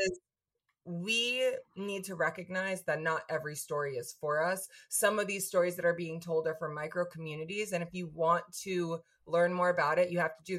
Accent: New York, United States; speaking as a New Yorker, as an American

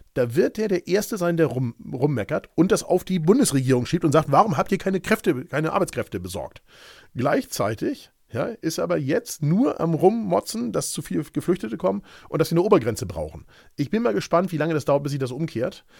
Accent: Hamburg, Germany; Ich bin Hamburger Jung und nur weil ich paar hundert Meter vom Ortsschild entfernt wohne

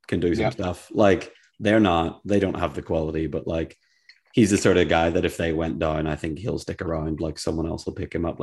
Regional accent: Ireland; I'm Irish

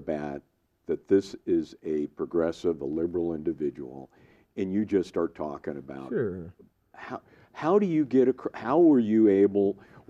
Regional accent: outside San Francisco, California, United States; moved away; I grew up outside San Francisco.

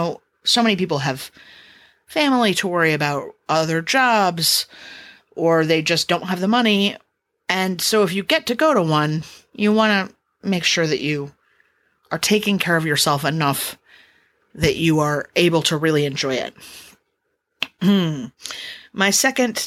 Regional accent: Los Angeles, California, United States; moved away; I'm from Los Angeles, so I have family there

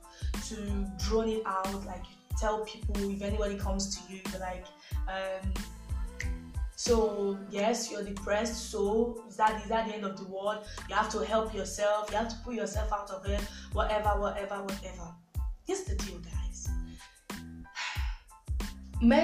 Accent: Nigeria; we're Nigerians

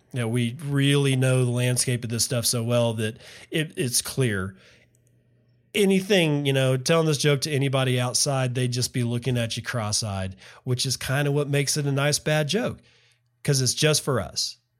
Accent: West Texas, United States; moved away; I grew up in West Texas, where it's always hot in the summers

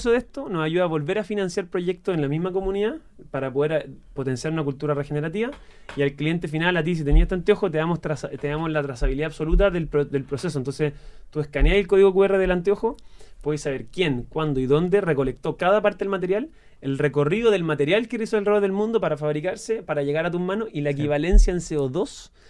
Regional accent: Chile; los chilenos somos así.

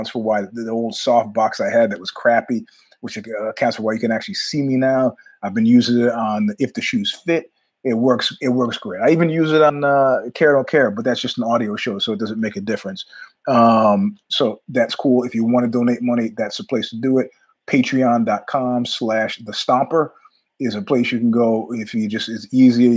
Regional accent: New York, United States; I'm a New Yorker

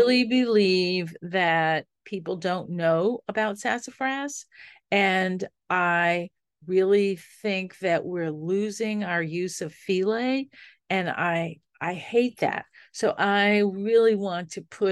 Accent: New Orleans, Louisiana, United States; growing up in New Orleans

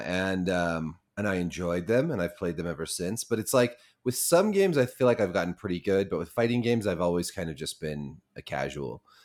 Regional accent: Montana, United States; moved away; I was born in Montana

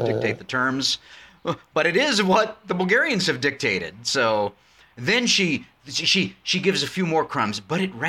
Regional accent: United States; as an American

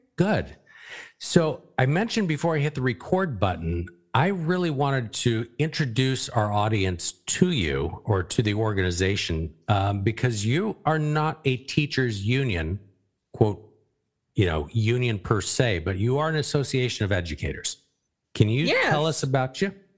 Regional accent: Arizona, United States; moved away; where we grew up in Arizona

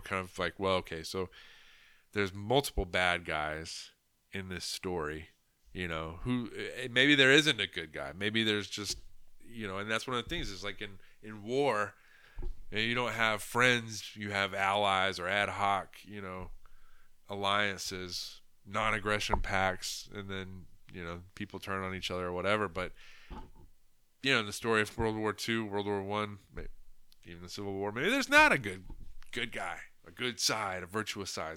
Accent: United States; as an American who grew up, you know, um, in the eighties and nineties

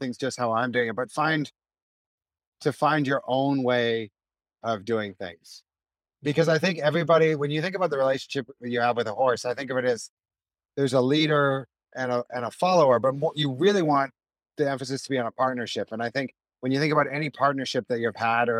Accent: Vancouver, British Columbia, Canada; I grew up in Vancouver on the west coast of Canada

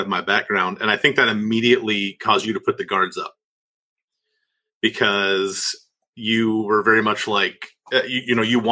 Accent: Northeast Ohio, United States; moved away as an adult; also born or lived in Cleveland, Tennessee; now in Birmingham, United States; I grew up in Northeast Ohio, though, before I moved to a little town called Cleveland, Tennessee, to attend a school there called Lee University.

